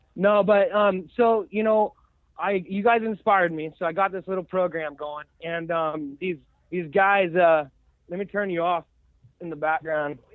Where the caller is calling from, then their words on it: Corvallis, Oregon, United States; I'm calling from Corvallis, Oregon